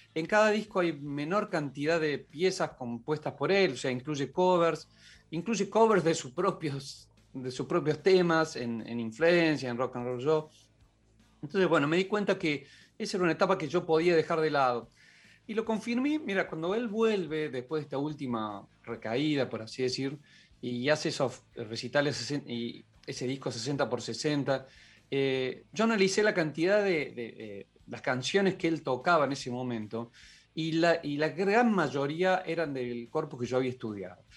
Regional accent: Córdoba, Argentina; yo soy cordobés

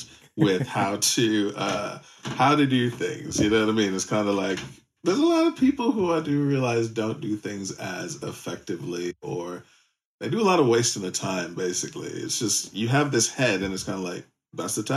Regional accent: United States; moved away; As an American, we're born with a shrink

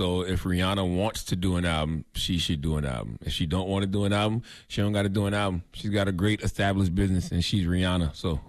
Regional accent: South Carolina, United States; all through my home state of South Carolina

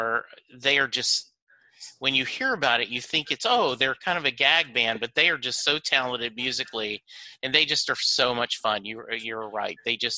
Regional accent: Texas, United States; I was born during the Landry era. Growing up in Texas, it is hard for it not to be in your DNA

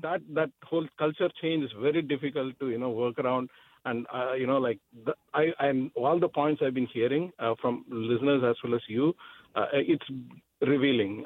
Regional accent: India; moved away as an adult; I'm from India

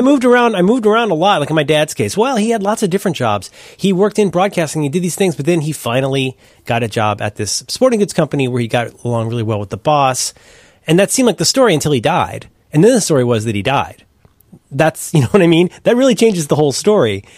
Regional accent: Cincinnati, Ohio, United States; I'm from Cincinnati, Ohio

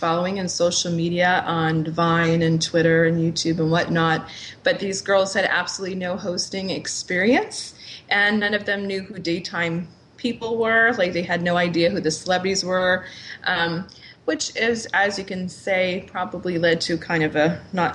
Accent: Rhode Island, United States; as somebody who grew up in New England, I'm a little bit partial to my home states, my home state of Rhode Island

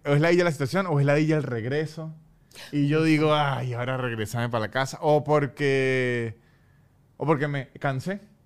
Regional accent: Venezuela; mi dignidad política como venezolano

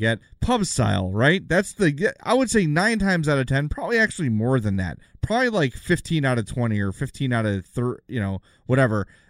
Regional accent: Oak Lawn, Illinois, United States; also born or lived in South Side, Chicago; now in Homewood, United States; I'm from the South Side, live in Homewood now, grew up in Oak Lawn

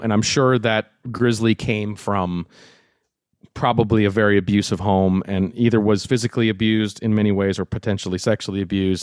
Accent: Minnesota, United States; growing up in Minnesota

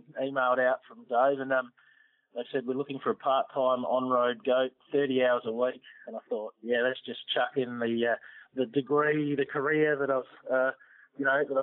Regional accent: Adelaide, South Australia, Australia; moved away as an adult; now in Melbourne, Australia; growing up in Adelaide

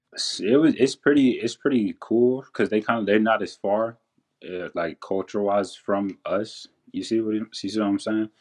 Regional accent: Henderson, Texas, United States; born or raised there

